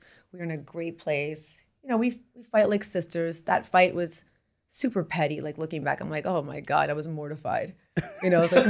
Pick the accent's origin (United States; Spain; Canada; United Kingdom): Canada; moved away; I'm from Canada.